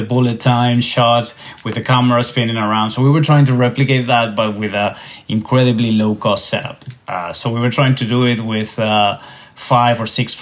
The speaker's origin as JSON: {"language": "English", "country": "Spain", "moved": "yes", "said": "as you can tell by my accent, I'm not Irish, even though Volograms is an Irish company. I am actually from Spain"}